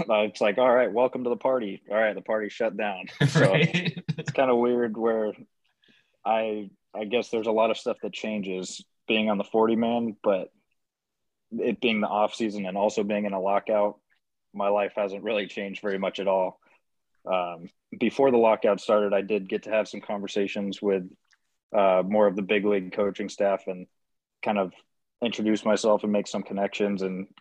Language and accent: English; Southern California, United States; growing up in Southern California